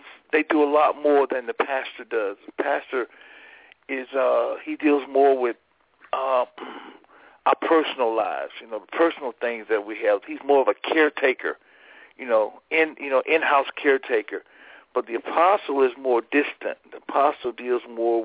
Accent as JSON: {"language": "English", "town": "Fort Lauderdale", "region": "Florida", "country": "United States", "tie": "born or raised there", "also_born_or_lived": "Prince George's County, Maryland", "moved": "as an adult", "said": "I was born and raised in Fort Lauderdale, Florida"}